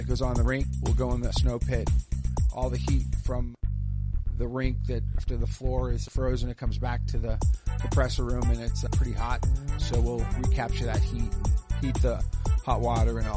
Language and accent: English; Boston, Massachusetts, United States; moved away as an adult; now in Dayton, United States; I'm from Boston